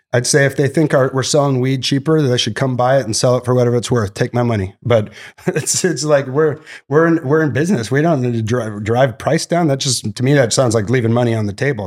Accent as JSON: {"language": "English", "town": "Santa Barbara", "region": "California", "country": "United States", "tie": "born or raised there", "said": "Santa Barbara's my, my hometown, which is where we started uh, Glass House. Uh, went to Santa Barbara High"}